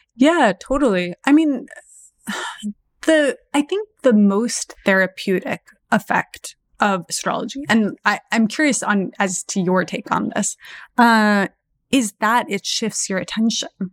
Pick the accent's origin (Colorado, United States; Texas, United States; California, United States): Texas, United States; I was born in Texas